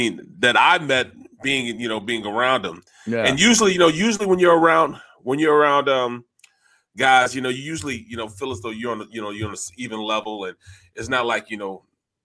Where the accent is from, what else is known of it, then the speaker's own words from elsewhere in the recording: Florida, United States; I come from Florida, I may not talk as fluent as you